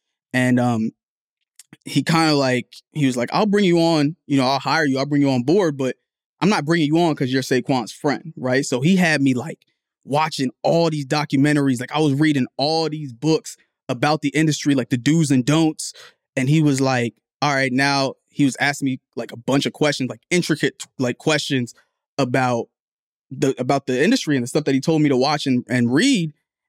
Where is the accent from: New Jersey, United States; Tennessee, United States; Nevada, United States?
New Jersey, United States; Like, I grew up, where I was born in Jersey, and my family's third world. Like, we're from Liberia, we're from Africa.